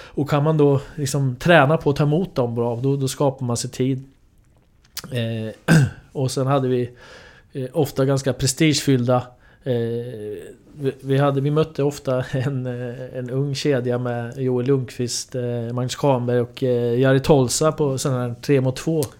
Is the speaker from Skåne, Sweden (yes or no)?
no; Linköping, Östergötland, Sweden; för mig då som är uppvuxen i Linköping